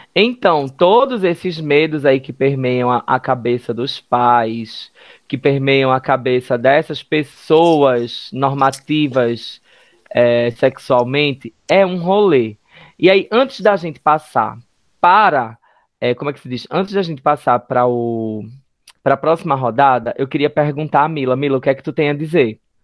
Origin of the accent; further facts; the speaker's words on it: Northeast Region, Brazil; enquanto LGBTs, enquanto nordestinos